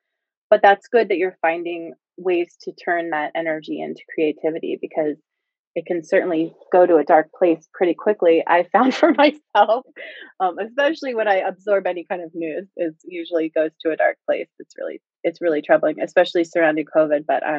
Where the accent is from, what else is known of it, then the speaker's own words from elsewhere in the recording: outside Philadelphia, Pennsylvania, United States; I'm right outside of Philly where I was raised, but spent a lot of time there.